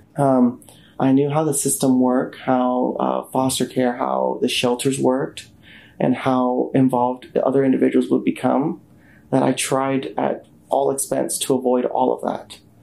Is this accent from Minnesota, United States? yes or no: no; Tulsa, Oklahoma, United States; I was born and raised in Tulsa, Oklahoma, a son of immigrants